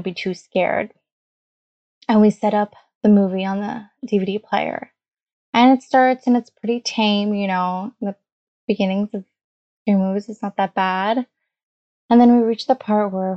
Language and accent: English; Canada; English is a second language; also born or lived in Hamilton; I was born a few years after they came to Canada